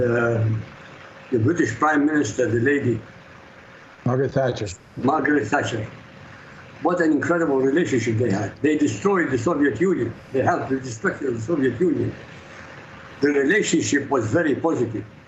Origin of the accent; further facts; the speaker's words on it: Iraq; now in Europe; I grew up in Iraq, I live in Europe